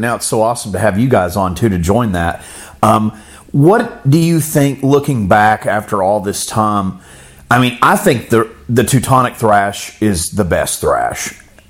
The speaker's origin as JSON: {"language": "English", "region": "Florida", "country": "United States", "tie": "born or raised there", "said": "me growing up in Florida"}